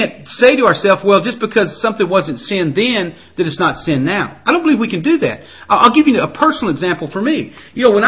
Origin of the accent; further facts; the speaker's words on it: the South, United States; I was raised in the South